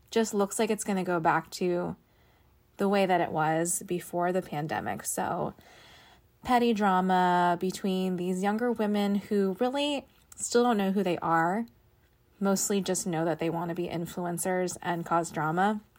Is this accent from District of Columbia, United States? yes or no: yes; Washington, District of Columbia, United States; I am 30 and I'm from Washington, D.C.